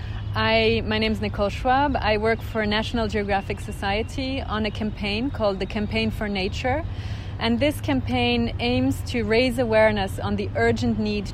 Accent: Switzerland; moved away as an adult; also born or lived in United Kingdom / United States; I grew up in Switzerland, and I would say I spend half of my time in the mountains

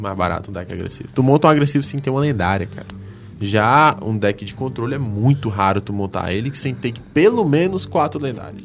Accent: Brazil; a gente é brasileiro

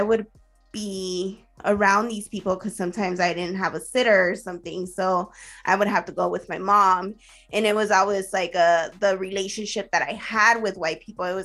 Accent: Los Angeles, California, United States; also born or lived in Central America; now in Arizona, United States; growing up in East

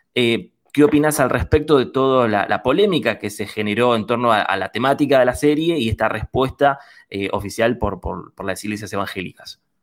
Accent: Ciudadela, Buenos Aires Province, Argentina; Nosotros somos de acá de Buenos Aires, de la Universidad Nacional de La ah. Matanza

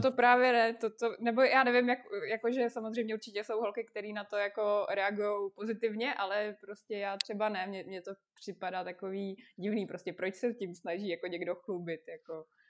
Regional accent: Russia; moved away; jsem z Ruska, je mi 26 let

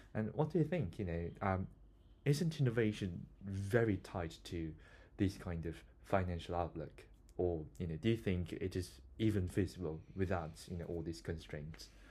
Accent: South Korea; now in Bristol, United Kingdom; I'm from South Korea

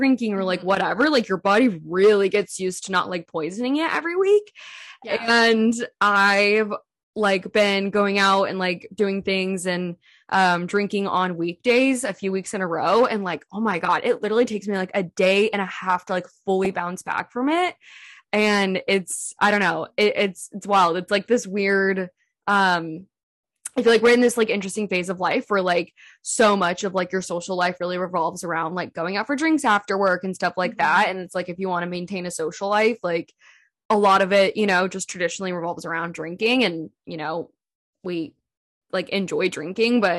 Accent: California, United States; moved away as an adult; also born or lived in Seattle; being born and raised in California

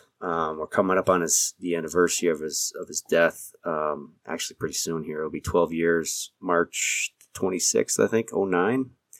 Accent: New York, United States; moved away as an adult; also born or lived in Eastern New Mexico; Growing up in New York

